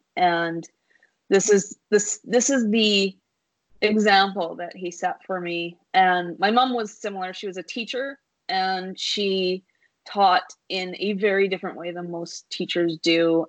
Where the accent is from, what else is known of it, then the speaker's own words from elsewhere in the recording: Vancouver, British Columbia, Canada; growing up in Vancouver